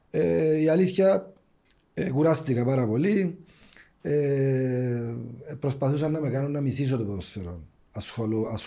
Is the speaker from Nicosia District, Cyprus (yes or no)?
no; Ayia Napa, Famagusta District, Cyprus; επειδή είμαι και από την Αγία Νάπα, έβλεπα ότι η Αγία Νάπα σε θέματα ακαδημιών ε, δεν υπάρχει το πράγμα εκεί. Και λόγω του ότι είμαι από του μόνου Νάπα που παίξαν μπάλα, ήθελα να βοηθήσω το χωριό μου